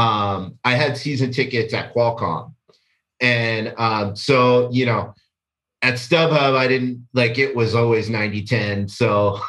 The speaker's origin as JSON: {"language": "English", "region": "California", "country": "United States", "tie": "born or raised there", "also_born_or_lived": "Washington, D.C.", "said": "I was born in Washington, D C, and, but we moved to California when I was two"}